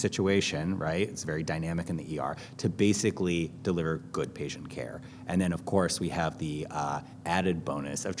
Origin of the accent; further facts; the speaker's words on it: Connecticut, United States; also born or lived in New York; now in New Orleans, United States; I am originally from Connecticut.